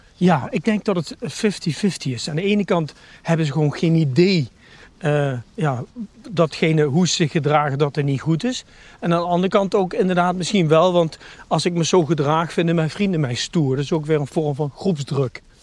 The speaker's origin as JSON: {"language": "Dutch", "town": "Nijmegen", "region": "Gelderland", "country": "Netherlands", "tie": "born or raised there", "said": "ik ben 51 jaar geboren en getogen Nijmegenaar."}